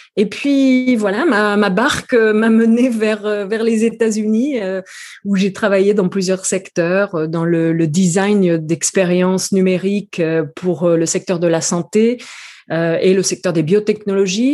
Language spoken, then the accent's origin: French; New Caledonia; also born or lived in France; now in San Francisco, United States; Je ne suis pas née en France, je suis originaire de Nouvelle-Calédonie